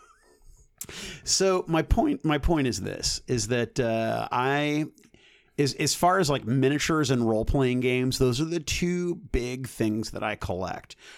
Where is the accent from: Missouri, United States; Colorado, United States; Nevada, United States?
Missouri, United States; North County; I was from North County